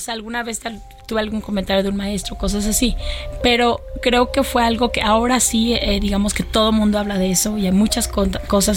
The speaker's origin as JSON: {"language": "Spanish", "country": "Mexico", "said": "poder presentarlo en mi país y que además los 40 hombres que me acompañan sean mexicanos"}